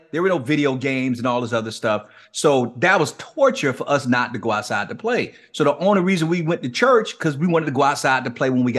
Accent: Miami, Florida, United States; And for those who are not familiar with the city where I grew up in Liberty City, if they've never even been to Miami, they've probably heard of it because we're somewhat notorious.

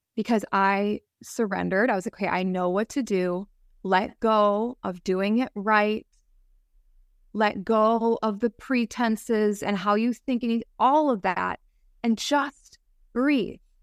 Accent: Wisconsin, United States; I grew up in the Midwest. Mm-hmm. I in in Wisconsin

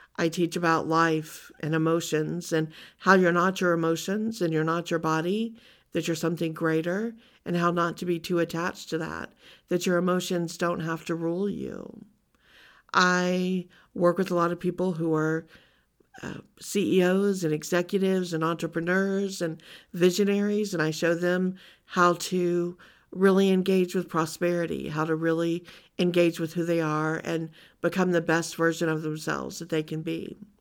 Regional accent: Louisiana, United States; growing up in Louisiana

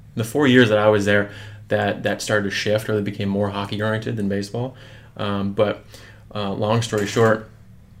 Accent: Michigan, United States; moved away as an adult; now in Milwaukee, United States; I'm originally coming from Michigan.

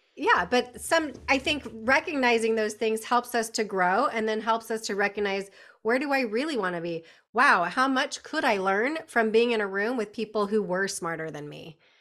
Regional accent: California, United States; moved away; born and bred in California

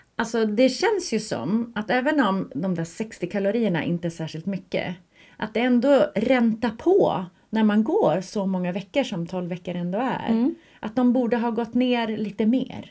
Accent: Skellefteå, Västerbotten County, Sweden; now in Stockholm, Sweden; hemma i Skellefteå

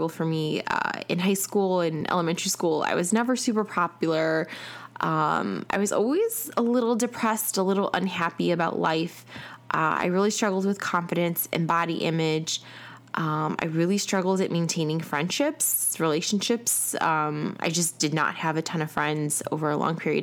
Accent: Chicago, Illinois, United States; now in Atlanta, United States

